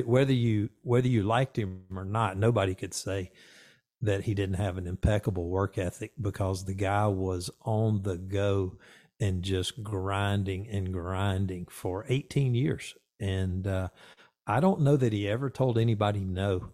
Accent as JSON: {"language": "English", "region": "the South", "country": "United States", "tie": "born or raised there", "said": "I grew up in the South"}